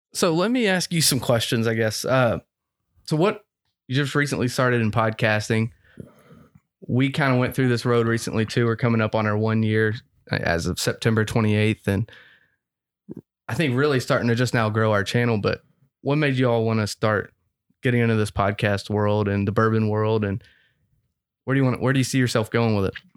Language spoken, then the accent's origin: English; Frankfort, Kentucky, United States; moved away; I'm from Frankfurt